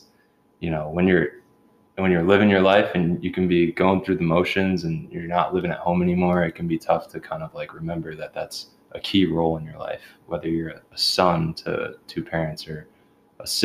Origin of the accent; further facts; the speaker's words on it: New Jersey, United States; moved away as an adult; I'm from New Jersey.